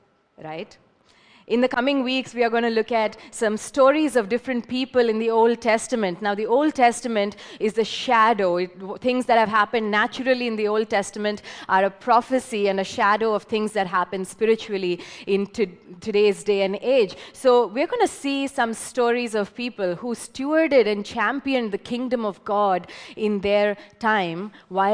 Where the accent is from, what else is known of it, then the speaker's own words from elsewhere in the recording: Hyderabad, Telangana, India; now in Pune, India; I'm from Hyderabad, but I feel more at home here